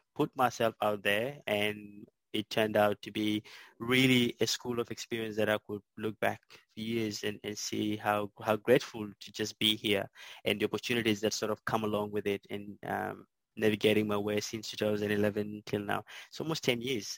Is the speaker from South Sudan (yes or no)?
yes; South Sudan; moved away as an adult; now in Melbourne, Australia; grew up in a small island uh, in South Sudan